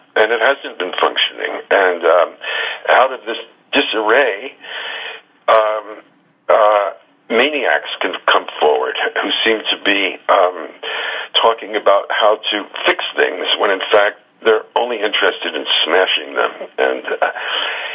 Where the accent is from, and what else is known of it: United States